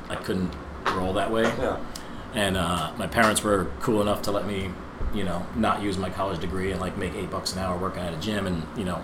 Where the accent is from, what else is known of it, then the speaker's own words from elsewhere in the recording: New Jersey, United States; No, I'm from New Jersey.